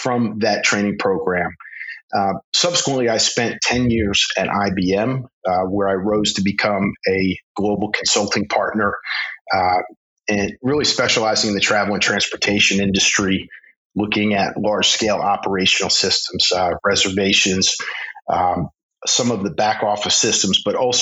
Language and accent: English; Philadelphia, Pennsylvania, United States; also born or lived in Poland / Russia; I was born in Philadelphia, Pennsylvania, and I was fortunate growing up. I spent about a third to almost a half of my childhood, not just in the United States, but in Poland and in Russia